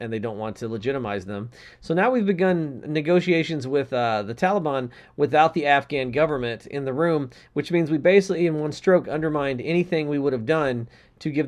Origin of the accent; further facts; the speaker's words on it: United States; as an American